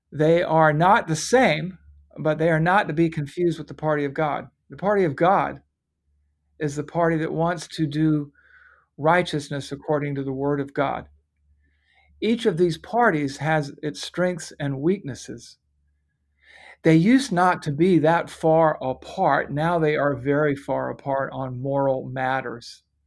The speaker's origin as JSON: {"language": "English", "country": "United States", "said": "I'm an American, I'm a patriot, but above all, I'm a Christian"}